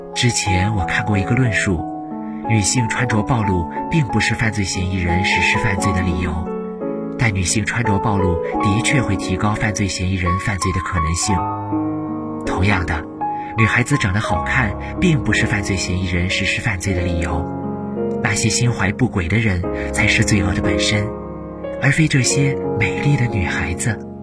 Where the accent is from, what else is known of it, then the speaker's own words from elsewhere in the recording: Xining, Qinghai, China; moved away as an adult; now in Nanjing, China; 来自青海西宁